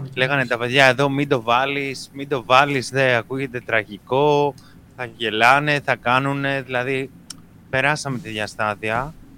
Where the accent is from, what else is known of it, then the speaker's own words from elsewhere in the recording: Greece; Βέβαια είμαστε Έλληνες